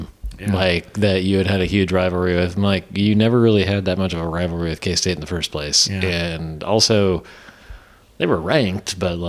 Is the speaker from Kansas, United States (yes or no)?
yes; Hutchinson, Kansas, United States; I'm from Hutch